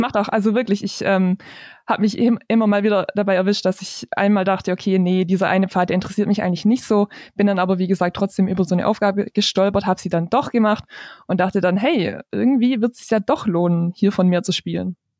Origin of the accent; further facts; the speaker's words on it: near Stuttgart, Baden-Württemberg, Germany; ich komme aus der Nähe von Stuttgart. Ich arbeite da als Redakteurin bei einer Tageszeitung